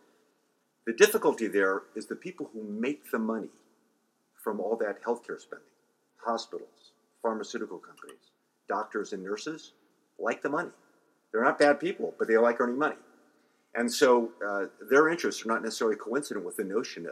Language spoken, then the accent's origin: English; Colorado, United States; now in California, United States; I was born and raised in Colorado